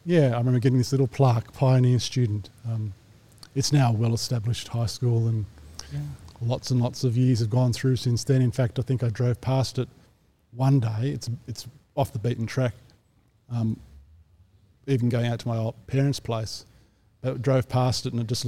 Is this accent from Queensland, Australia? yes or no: no; Sydney, New South Wales, Australia; I grew up in the northwest of Sydney